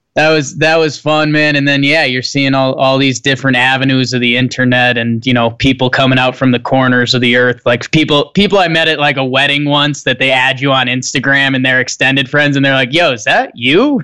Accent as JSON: {"language": "English", "region": "Northeast", "country": "United States", "tie": "born or raised there", "moved": "as an adult", "lives_now": "Denver, United States", "said": "I grew up in the Northeast."}